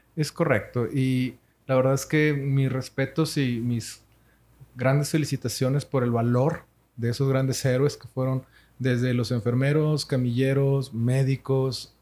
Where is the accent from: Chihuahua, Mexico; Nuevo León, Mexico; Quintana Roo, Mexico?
Nuevo León, Mexico; Monterrey; Nosotros somos de Monterrey, Nuevo León, México, sí, señor. Arriba al norte.